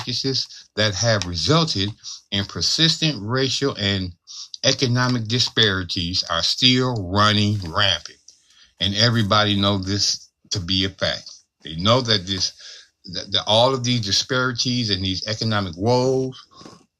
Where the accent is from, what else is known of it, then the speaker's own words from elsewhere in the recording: Cleveland, Ohio, United States; Where I grew up at in Cleveland, Ohio, I lived on the corner of 93rd